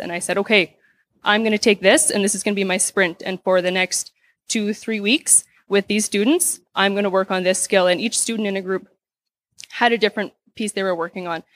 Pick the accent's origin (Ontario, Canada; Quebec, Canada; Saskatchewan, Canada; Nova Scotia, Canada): Saskatchewan, Canada; Saskatoon; I'm from Saskatoon, Saskatchewan